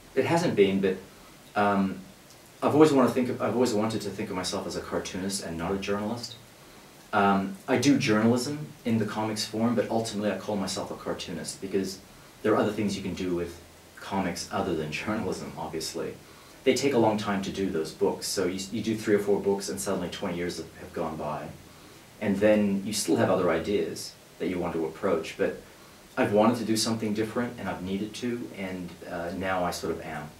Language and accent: English; Australia; I grew up in Australia, where the First World War figures very, um, in a big way